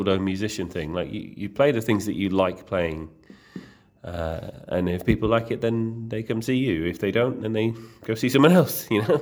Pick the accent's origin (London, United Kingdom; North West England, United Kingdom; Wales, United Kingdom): North West England, United Kingdom; Blackpool; Growing up in Blackpool